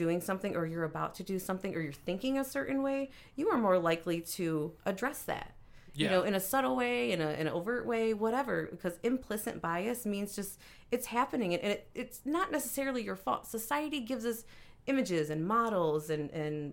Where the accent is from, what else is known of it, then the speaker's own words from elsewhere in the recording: Detroit, Michigan, United States; also born or lived in San Antonio; I grew up in Detroit